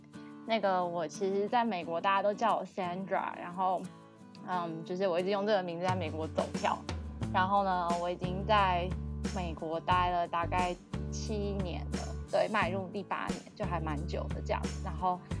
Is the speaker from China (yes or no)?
no; Taipei, Taiwan; moved away as an adult; also born or lived in Illinois, United States; now in United States; 你从台北就是原本土生土长是一个台北人，然后被扔到一个乡村的时候